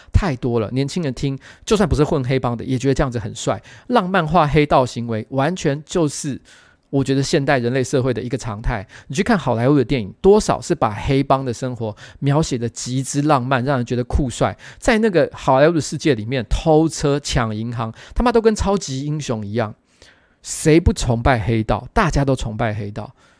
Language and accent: Chinese; Taiwan